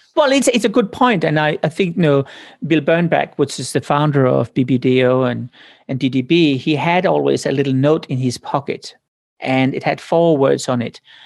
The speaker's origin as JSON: {"language": "English", "country": "Denmark", "moved": "yes", "said": "I came from Denmark."}